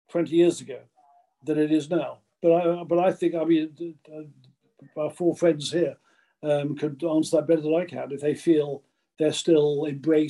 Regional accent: England, United Kingdom; I came from the South, and I haven't got a Northern accent or anything

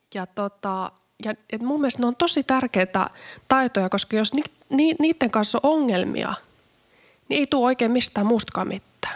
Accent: Karstula, Central Finland, Finland; mä oon syntynyt pienessä kylässä Karstulassa Keski-Suomessa

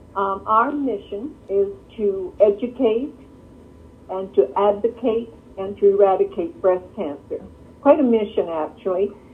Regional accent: Canada; now in Michigan, United States; I'm Canadian, actually, you know, um, but live here

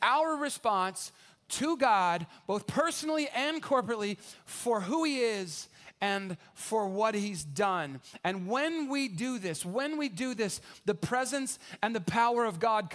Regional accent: San Antonio, Texas, United States; I grew up here in San Antonio

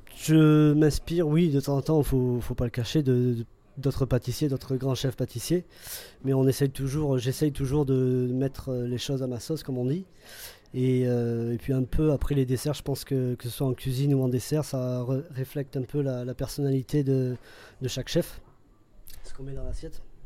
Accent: Dordogne, Nouvelle-Aquitaine, France; moved away as an adult; also born or lived in England / Australia; now in Paris, France; je suis originaire de Dordogne.

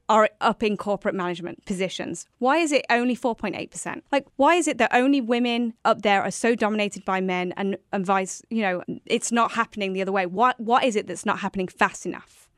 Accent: New York, United States; we are both from New York State, and we both currently live in New York State

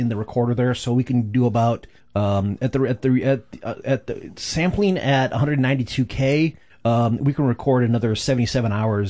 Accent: Flint, Michigan, United States; born or raised there

